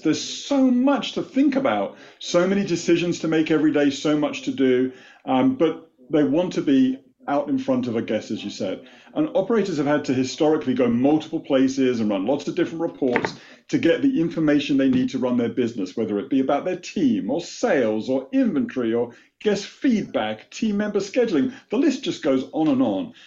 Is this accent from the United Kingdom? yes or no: yes; United Kingdom; born or raised there; moved away as an adult; now in United States